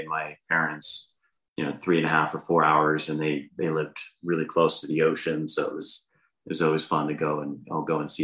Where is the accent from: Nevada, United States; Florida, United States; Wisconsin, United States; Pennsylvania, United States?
Pennsylvania, United States; moved away as an adult; also born or lived in Virginia / Boston / upstate New York / Maryland; now in Utah, United States; I grew up in Pennsylvania, kindergarten through high school